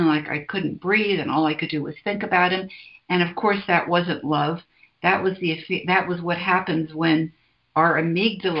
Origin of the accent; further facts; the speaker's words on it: San Francisco, California, United States; I was born in San Francisco, 1944. So I've been around a while, and I came sort of into my, I don't know if it was growing up, but I sort of came of age in the 60s in San Francisco.